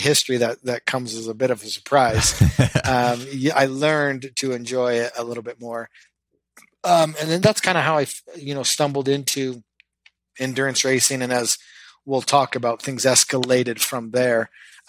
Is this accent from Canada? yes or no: yes; Canada; I grew up in Canada